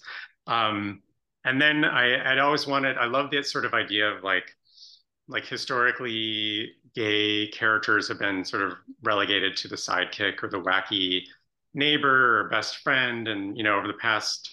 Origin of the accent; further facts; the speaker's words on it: Chicago suburbs, Illinois, United States; my personal best friend from childhood, who we grew up in the Chicago suburbs together